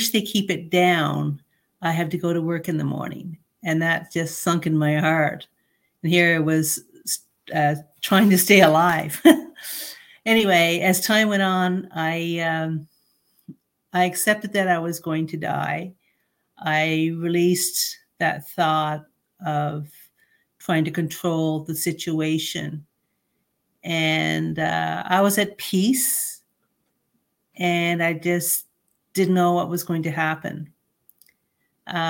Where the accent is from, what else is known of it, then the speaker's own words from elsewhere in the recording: Canada; I'm a Canadian citizen. I'm very proud to be a Canadian citizen